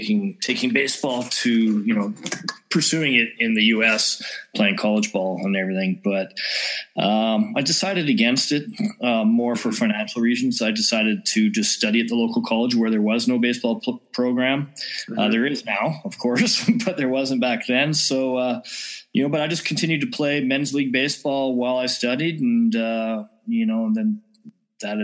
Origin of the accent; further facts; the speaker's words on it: Vernon, British Columbia, Canada; moved away as an adult; now in Austria; born, raised in Vernon, lived there for most of my life until 2004 when I moved to Austria